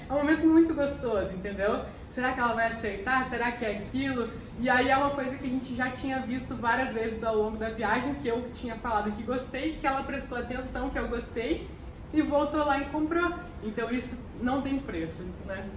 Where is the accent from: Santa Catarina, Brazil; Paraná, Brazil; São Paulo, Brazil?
Paraná, Brazil; Curitiba; Eu sou de Curitiba